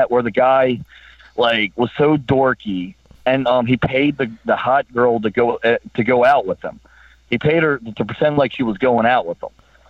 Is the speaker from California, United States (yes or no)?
no; Baltimore, Maryland, United States; I grew up in Baltimore. my parents did very well for me. But, you know, when I was growing up in Baltimore, we didn't have much.